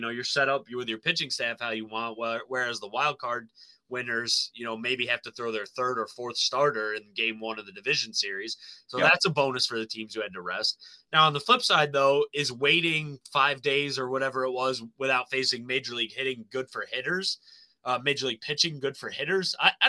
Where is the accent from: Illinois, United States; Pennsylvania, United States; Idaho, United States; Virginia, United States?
Pennsylvania, United States; the county that we grew up in Pennsylvania, right? Bradford County.